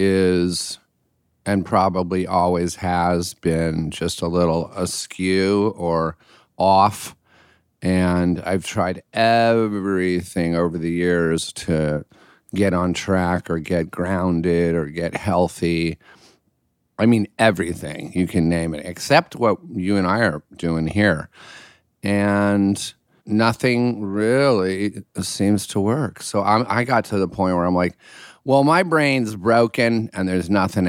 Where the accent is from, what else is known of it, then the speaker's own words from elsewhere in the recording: Connecticut, United States; also born or lived in Pennsylvania / Illinois; Connecticut, Pennsylvania, Illinois, just like the Midwest. And we were always by acres of woods